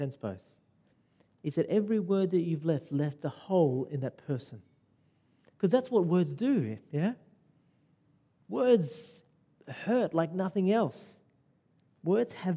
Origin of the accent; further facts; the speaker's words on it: Sydney, New South Wales, Australia; now in Lower North Shore, Sydney, Australia; I grew up in Western Sydney, right? Rudy Hill